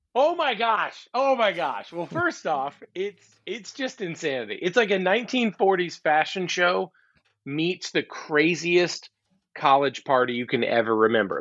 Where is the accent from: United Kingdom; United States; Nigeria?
United States; Alabama; now in Georgia, United States; Growing up in Alabama and living in Georgia the rest of my life